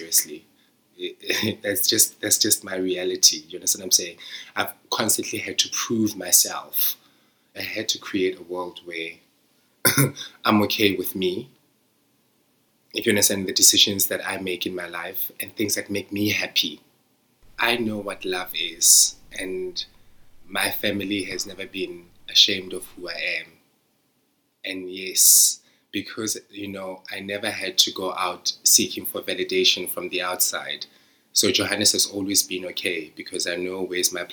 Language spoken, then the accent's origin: English; Sasolburg, Free State, South Africa; now in United Kingdom; I'm living in the United Kingdom from Zamdela. Like, people in my hometown haven't left that hometown